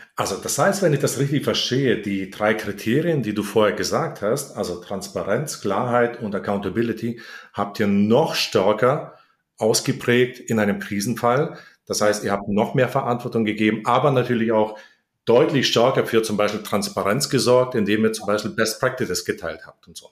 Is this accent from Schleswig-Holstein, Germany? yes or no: no; Heidenheim, Baden-Württemberg, Germany; in Heidenheim, meine Heimatstadt